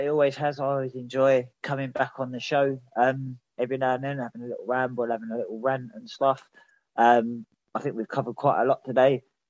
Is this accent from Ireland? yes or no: no; Croydon, London, United Kingdom; now in near Durham, United Kingdom; Crystal Palace is my hometown team, being from Croydon originally.